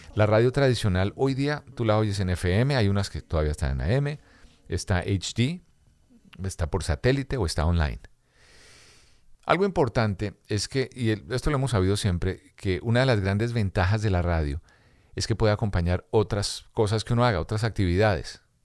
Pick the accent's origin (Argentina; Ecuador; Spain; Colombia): Colombia; moved away; also born or lived in Dominican Republic / Miami, United States; en mi Colombia querida